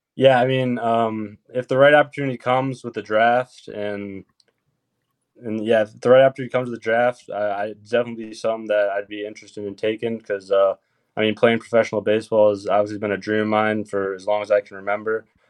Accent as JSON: {"language": "English", "region": "Michigan", "country": "United States", "said": "I'm from Michigan"}